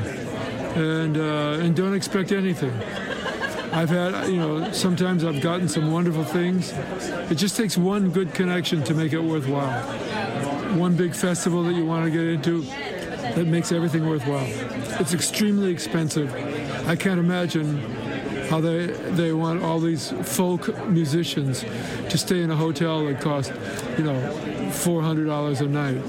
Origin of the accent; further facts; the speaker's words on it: Chicago, Illinois, United States; also born or lived in Laurentian Mountains, Quebec; now in Quebec, Canada; I'm originally from Chicago